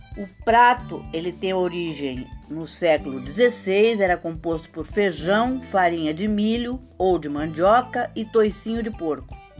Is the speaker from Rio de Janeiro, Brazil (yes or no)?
no; São Paulo, Brazil; São Paulo, minha cidade natal. Sou paulistana com muito orgulho